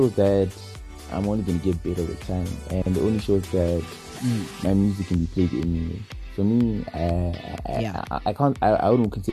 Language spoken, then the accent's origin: English; Zimbabwe; I'm from Zimbabwe